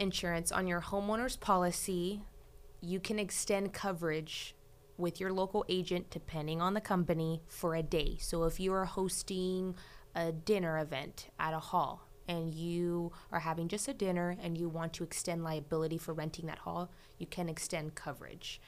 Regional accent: Fresno, California, United States; I'm born and raised in Fresno, lived in the valley my whole life, went to college in Fresno.

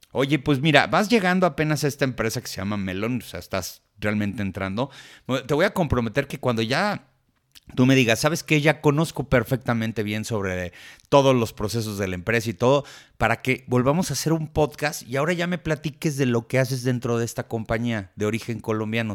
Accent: Mexico; somos mexicanos

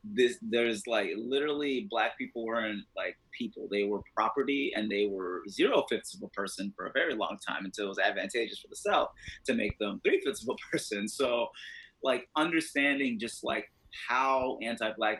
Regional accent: Mauritania; now in United States; I'm from Mauritania. When I went back home in December

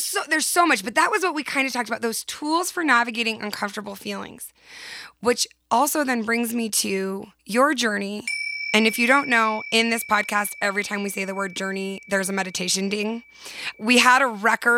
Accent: San Diego, California, United States; From San Diego

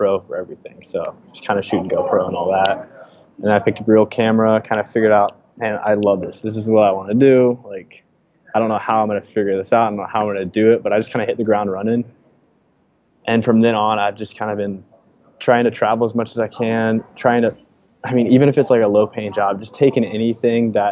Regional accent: Tallahassee, Florida, United States; moved away as an adult; I grew up in Tallahassee, Florida.

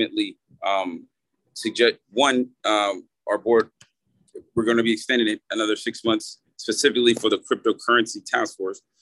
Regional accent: Long Beach, California, United States; now in Miami, United States; I'm from Long Beach, California

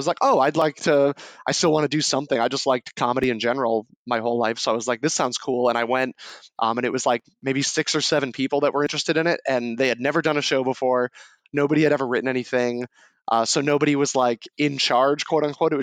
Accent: New Hampshire, United States; I'm from New Hampshire

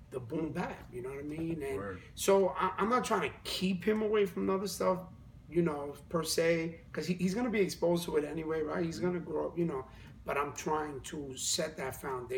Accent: New York City, New York, United States; I'm from the Bronx. And I'm literally like four blocks from Sedgwick and Cedar, where I grew up

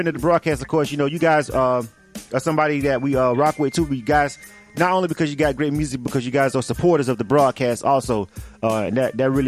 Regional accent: Florida, United States; I'm from Florida

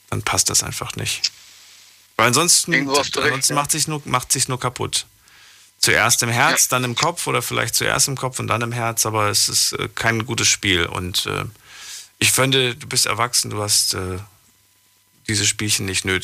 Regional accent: Poland; moved away; Ich komme aus Polen. Ich bin aus Polen, Polen. geboren. Guck mal. Und ja, ich habe ich hab Familie in der Slowakei.

